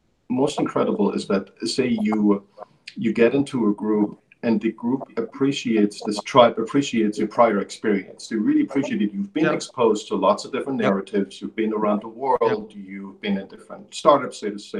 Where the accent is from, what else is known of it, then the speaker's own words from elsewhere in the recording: Germany; moved away as an adult; I grew up in Europe. I lived there until I was 20 years old